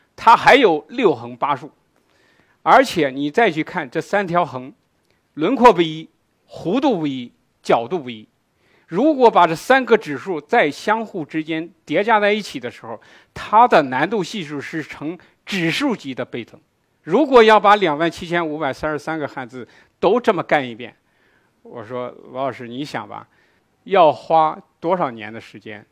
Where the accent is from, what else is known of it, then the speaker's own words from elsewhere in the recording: China; 我们中国人